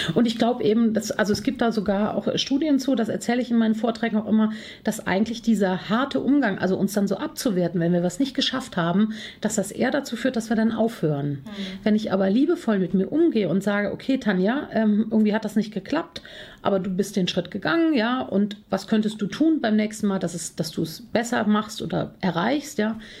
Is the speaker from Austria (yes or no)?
no; Cologne, North Rhine-Westphalia, Germany; bin Kölnerin, Herzblutkölnerin, äh, lebe hier schon seit vielen Jahren.